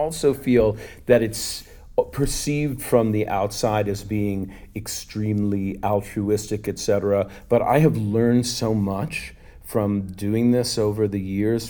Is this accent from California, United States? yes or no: no; Long Island, New York, United States; I'm a Long Island Jewish boy. You know, I grew up close to New York City